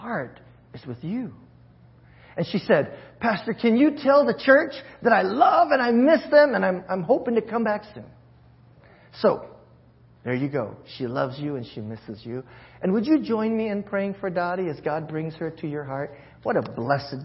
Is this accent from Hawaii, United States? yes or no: yes; Hawaii, United States; moved away; I'm from Hawaii, and that's my where my heart leans towards